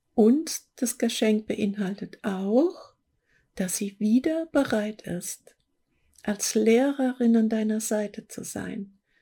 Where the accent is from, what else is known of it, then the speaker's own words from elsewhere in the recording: Hesse, Germany; accent: Hessian; jetzt habe ich mich geoutet als Hessin, ja. Die haben da so Probleme mit CH und SCH